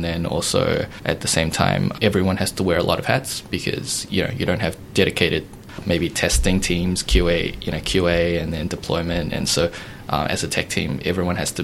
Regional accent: New Zealand; moved away as an adult; also born or lived in United States / Denmark; I was born and raised in New Zealand.

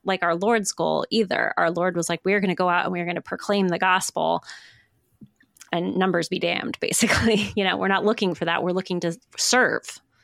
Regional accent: Midwest, United States; for those of us who are from the Midwest, which is me

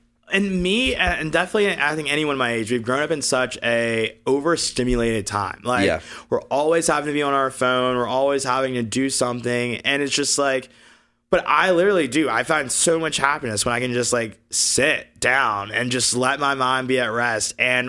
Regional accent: Alabama, United States; we're all coming from red states. I came from Alabama.

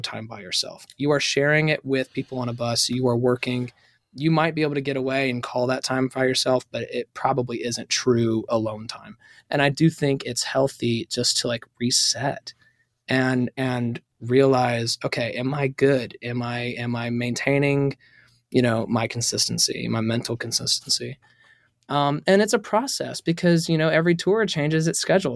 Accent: High Point, North Carolina, United States; now in Nashville, United States; I'm actually from North Carolina

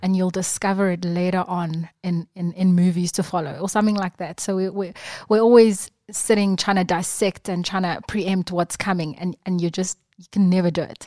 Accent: Durban, KwaZulu-Natal, South Africa; I was born and bred in Durban

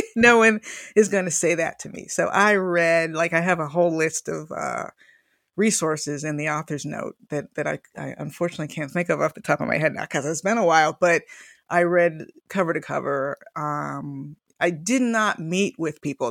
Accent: Miami, Florida, United States; moved away as an adult; also born or lived in Longview, Washington; I was from Miami, which is a very cosmopolitan and lively city

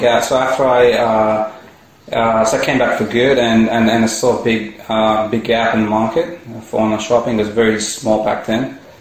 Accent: India; moved away as an adult; also born or lived in United States / Singapore; now in Australia; originally I come from India. So I, I came, here, came to Australia to study

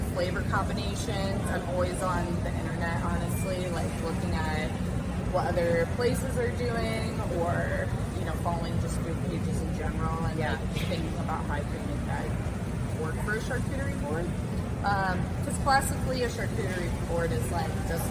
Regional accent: Cedar Rapids, Iowa, United States; being born and raised in Cedar Rapids, I've had, you know, 25 years to build relationships

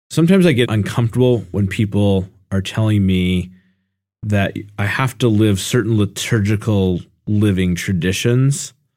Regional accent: United States; I'm Italian American

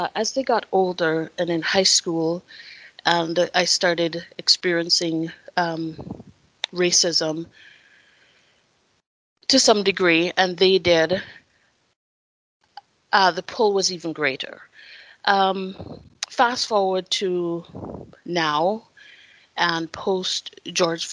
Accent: Jamaica; now in Idaho, United States; I am from Jamaica, and so I wasn't born and raised in the United States.

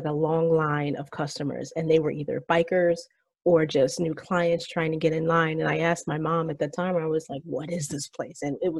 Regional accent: Ocala, Florida, United States; I grew up in Ocala, Florida, right? Like horse country, horse capital of the world for those who don't know.

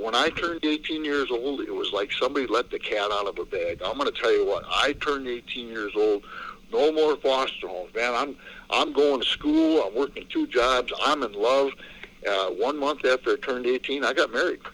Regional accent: La Crosse, Wisconsin, United States; also born or lived in Detroit, Michigan; my grandpa packed us up, and uh, we moved from Detroit, Michigan to La Crosse, Wisconsin. And you know, my grandpa became my dad

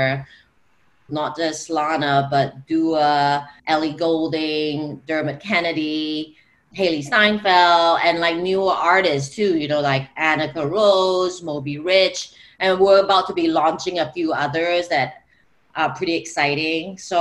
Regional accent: Singapore; moved away; I am originally from Singapore

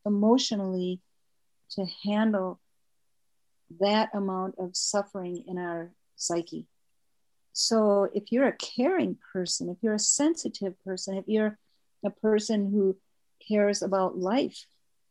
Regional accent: Wisconsin, United States; I was born in Wisconsin.

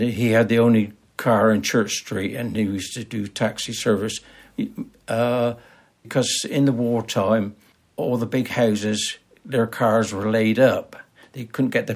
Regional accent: Tisbury, South West England, United Kingdom; born or raised there

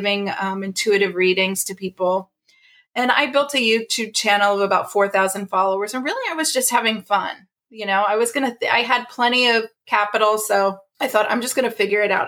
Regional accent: Ohio, United States; moved away as an adult; also born or lived in California; I grew up in the Midwest in Ohio

